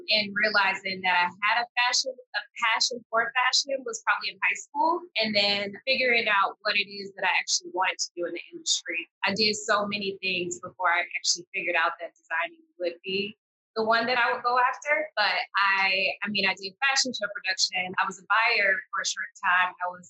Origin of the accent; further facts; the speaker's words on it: Detroit, Michigan, United States; now in Los Angeles, United States; I think that I'm where I'm at because I'm from Detroit. It's certain things that we go through when you're from Detroit.